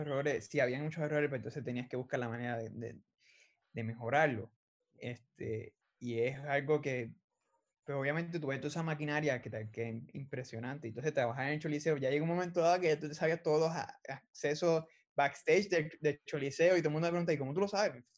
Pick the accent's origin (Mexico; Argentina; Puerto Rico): Puerto Rico; Arecibo; moved away as an adult; also born or lived in San Juan, Puerto Rico; now in Arizona, United States; Pues yo soy de Arecibo, Puerto Rico. Eh, yo nací en San Juan, pero nos criamos, yo toda mi, toda mi vida me crié en Arecibo, solo que soy arecibeño puro